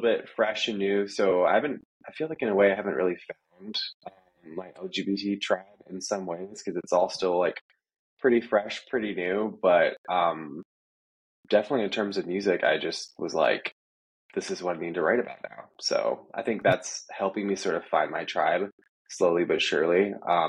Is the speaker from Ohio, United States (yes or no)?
yes; Steubenville, Ohio, United States; moved away as an adult; now in Nashville, United States; Yeah, I grew up in Ohio, as you said. My whole life there